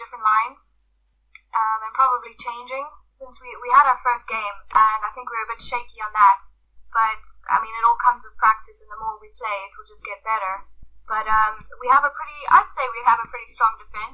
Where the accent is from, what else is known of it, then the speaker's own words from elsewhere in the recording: South Africa; now in Edinburgh, United Kingdom; my hometown in South Africa when I was around 13.